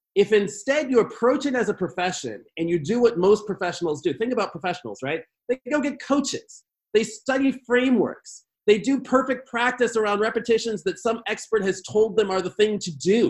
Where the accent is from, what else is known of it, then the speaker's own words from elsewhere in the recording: Chicago, Illinois, United States; I grew up in Chicago